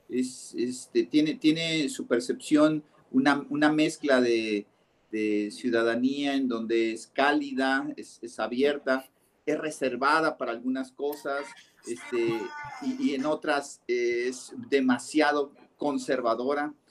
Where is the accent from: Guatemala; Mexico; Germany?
Mexico; Orizaba, Veracruz; also born or lived in Paso del Macho; pero mi punto es que yo empiezo realmente mi, proceso de infancia viviendo en Veracruz, en Veracruz, en Orizaba.